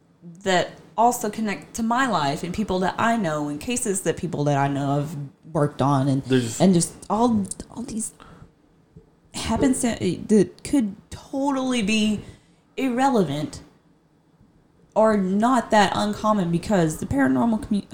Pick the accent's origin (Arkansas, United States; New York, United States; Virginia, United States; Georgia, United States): Arkansas, United States; De Queen; DeQueen, Arkansas, which is my hometown?